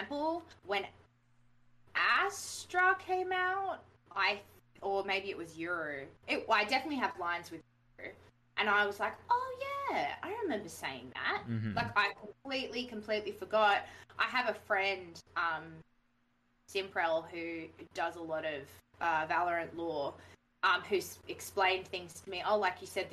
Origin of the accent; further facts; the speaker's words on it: Australia; accent: Australian; I was faking my voice and stuff, and that I wasn't really Australian, and that I sounded really Australian